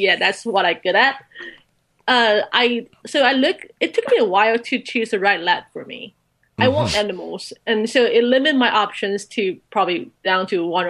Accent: Taichung, Taiwan; moved away; Okay, so before I entered college, I grew up in Taichung.

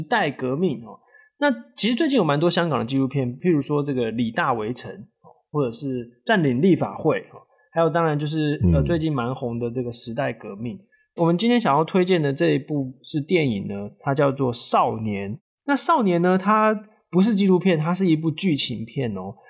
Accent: Taiwan; 我们台湾人在中国，不管是做生意的啦，哦，读书的、工作的人其实有很多

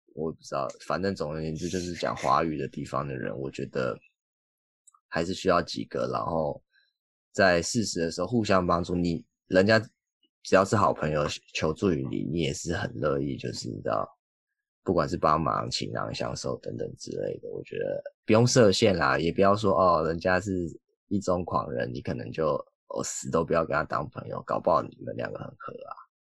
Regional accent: Taiwan; moved away; 我有一个同学也是台湾人

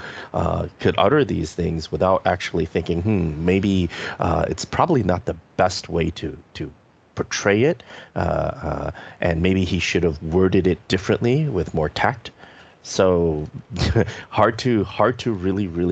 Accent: Tainan, Taiwan; I am from Tainan and my family has been in Tainan for 400 years

